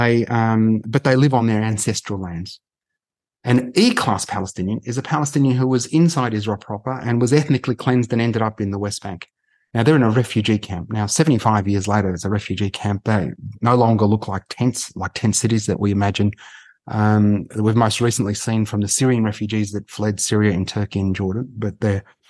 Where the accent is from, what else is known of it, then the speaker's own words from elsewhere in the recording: Melbourne, Victoria, Australia; we're Australian born